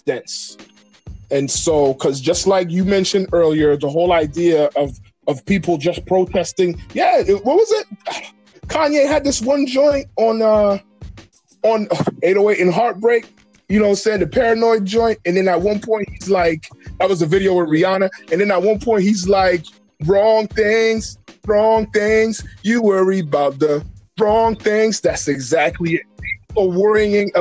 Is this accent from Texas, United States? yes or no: no; Kissimmee, Florida, United States; We're from Kissimmee